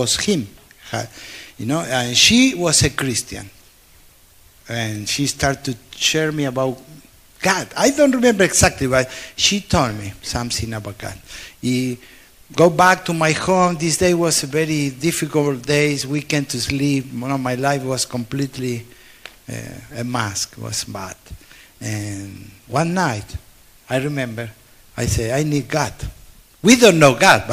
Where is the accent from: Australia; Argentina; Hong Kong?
Argentina; Buenos Aires; English is a second language; I was born in Argentina